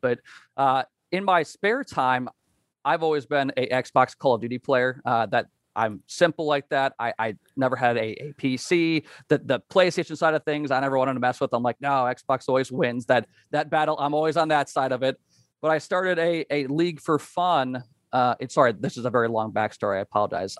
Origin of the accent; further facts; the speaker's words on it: Wisconsin, United States; now in Kansas, United States; I'm currently in Kansas, uh, grew up and learned about life in Wisconsin